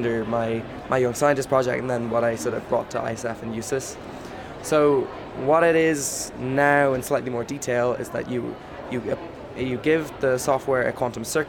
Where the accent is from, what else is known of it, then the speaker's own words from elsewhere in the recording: Ireland; I'm from Ireland